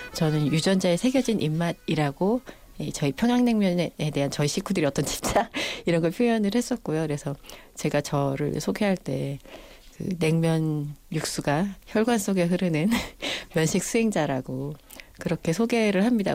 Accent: Seoul, South Korea; 저희가 이제 장충동 살았거든요.

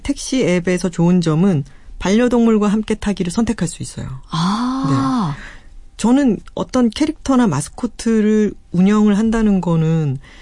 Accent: Busan, South Korea; 부산 제 고향 근처에는

